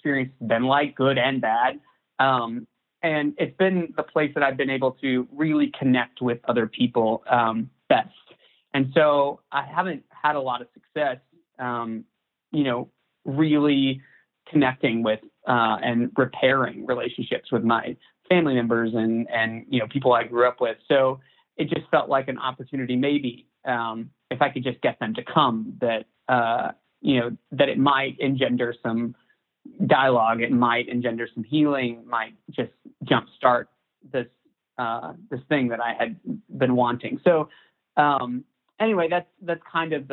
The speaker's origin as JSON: {"language": "English", "town": "Chattanooga", "region": "Tennessee", "country": "United States", "tie": "born or raised there", "also_born_or_lived": "Nashville, Tennessee", "moved": "yes", "said": "my hometown in Chattanooga, Tennessee"}